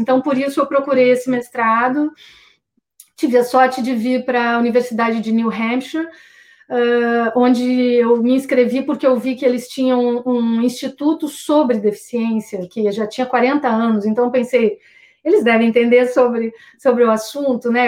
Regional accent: Santa Cruz do Sul, Rio Grande do Sul, Brazil; Santa Cruz do Sul, que é a minha cidade natal, no Rio Grande

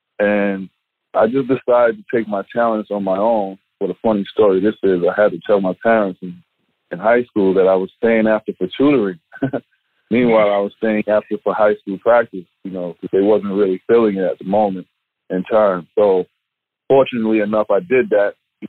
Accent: New York City, New York, United States; also born or lived in New Jersey; Growing up in Queens, New York, you know, the influences is not the most positive.

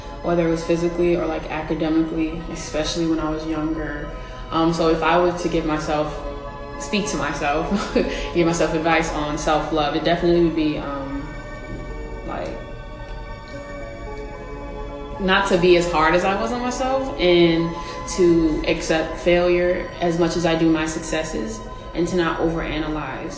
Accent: New Jersey, United States; I'm from New Jersey, and I'm 21.

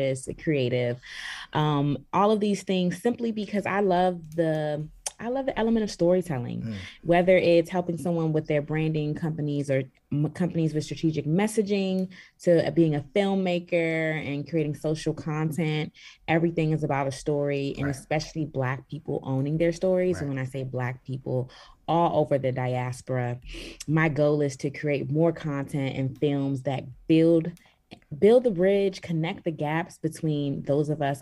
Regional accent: Washington, District of Columbia, United States; moved away as an adult; also born or lived in Sierra Leone (ancestry); now in Los Angeles, United States; And I'm from Sierra Leone, West Africa, family from Sierra Leone, West Africa, born and raised in Washington, D.C., and now currently living in Los Angeles

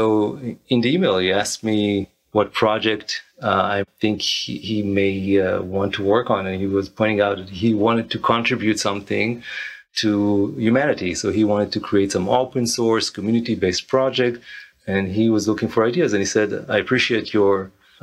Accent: Israel; moved away as an adult; now in United States; I'm originally from Israel. I arrived to the United States in 2005, initially for my wife's studies, and kind of stuck here ever since

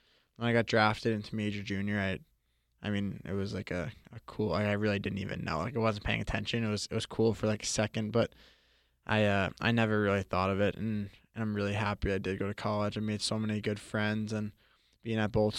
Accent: Florida, United States; growing up in Florida, it was fun to be around hockey.

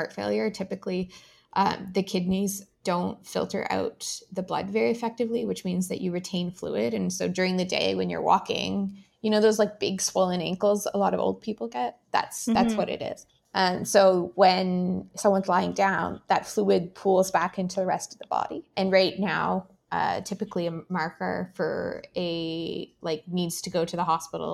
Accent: Ottawa, Ontario, Canada; I grew up in Ottawa, so I didn't have to make any decisions about living in a specific location because I could just move back in with mom and dad

